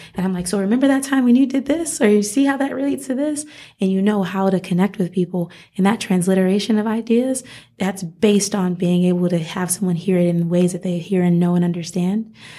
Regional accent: Rochester, New York, United States; moved away as an adult; also born or lived in Miami; now in Las Vegas, United States; I grew up in Rochester, New York

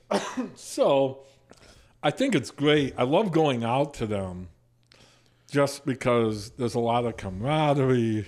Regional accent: New Hampton, Iowa, United States; I'm from New Hampton.

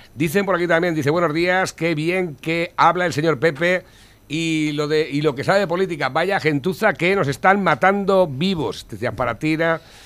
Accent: Spain; somos muy españoles.

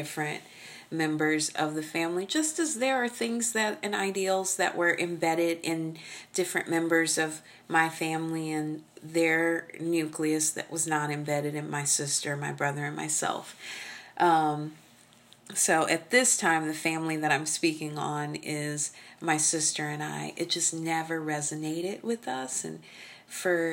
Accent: Oklahoma, United States; I'm from Oklahoma. We spank our children.

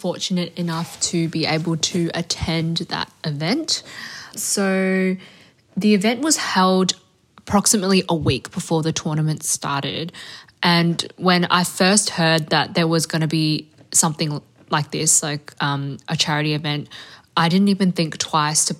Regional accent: Melbourne, Victoria, Australia; I'm 19 years old and I'm from Melbourne, Australia

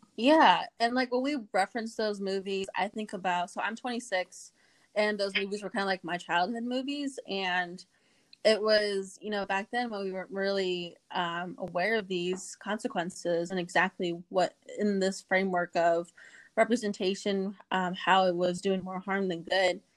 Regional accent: Lawrence, Kansas, United States; also born or lived in Inscription House, Arizona; I'm originally from Inscription House, Abican, Arizona, but I was born in Lawrence, Kansas, and raised in the district that is uh, Kansas House District 10

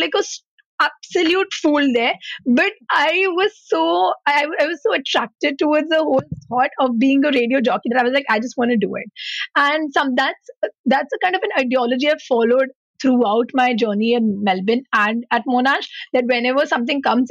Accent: Mumbai, Maharashtra, India; moved away; I come from Mumbai

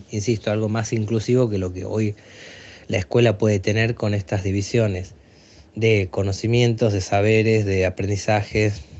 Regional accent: Aguaray, Salta, Argentina; En los poblados así pequeños, como que yo vengo de Aguaray, em, no hay muchos recursos económicos dando vuelta, más allá de que fue una, tierra del oro negro

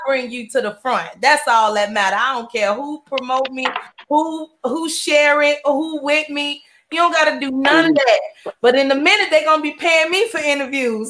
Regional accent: Chicago, Illinois, United States; now in Houston, United States; I'm from Chicago

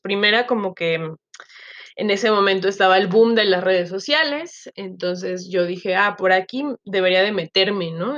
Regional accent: Chiapas, Mexico; moved away as an adult; also born or lived in Guadalajara; now in Mexico City, Mexico; soy mexicana, Em, yo crecí en Chiapas con la familia de mi papá, soy chiapaneca de origen

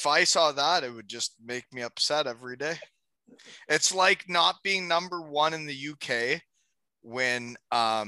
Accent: Elmira, Ontario, Canada; my hometown

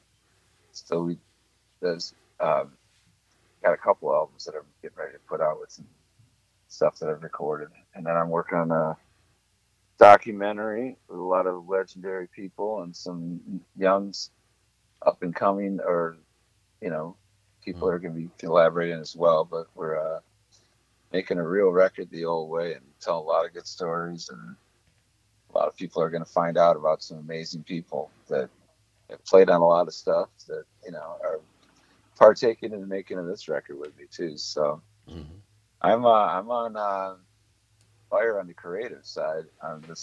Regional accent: Detroit, Michigan, United States; also born or lived in Traverse City, Michigan / Los Angeles; I grew up in Detroit area.

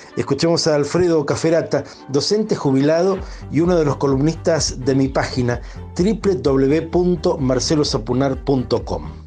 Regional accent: Argentina; millones de argentinos

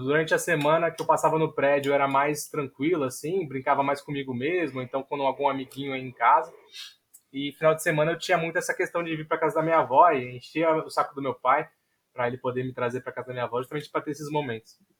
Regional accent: São Vicente, São Paulo, Brazil; also born or lived in Santos / Juiz de Fora; eu nasci em Santos, mas moro em São Vicente a minha vida toda

